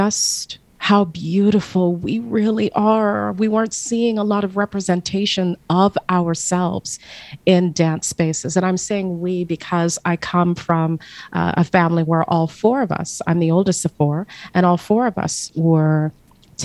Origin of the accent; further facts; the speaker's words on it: Burlington, Ontario, Canada; I remember being a young girl growing up in Burlington, Ontario